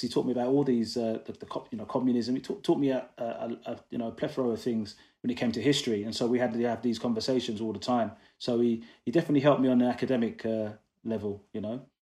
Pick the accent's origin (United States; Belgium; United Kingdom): United Kingdom; London; also born or lived in Coventry; I'm originally from Coventry, well, that's where I was born anyway, uh, raised in London.